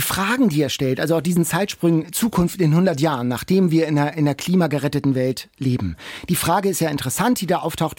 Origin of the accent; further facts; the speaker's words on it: Hamburg, Germany; als Hamburger